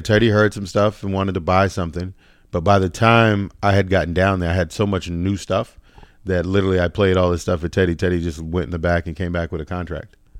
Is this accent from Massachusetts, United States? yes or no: yes; Boston, Massachusetts, United States; moved away as an adult; also born or lived in Virginia / New York City; now in Los Angeles, United States; I'm originally from Boston, like, kinda like Dorchester, Roxbury